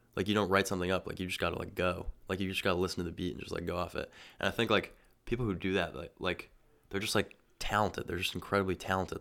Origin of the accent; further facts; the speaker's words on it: Massachusetts, United States; I loved growing up in Massachusetts.